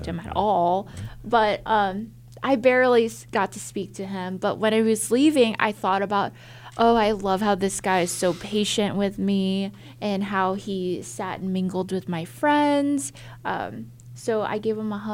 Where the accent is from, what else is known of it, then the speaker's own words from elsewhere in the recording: St. Louis, Missouri, United States; moved away as an adult; also born or lived in Austin, Texas; that's my hometown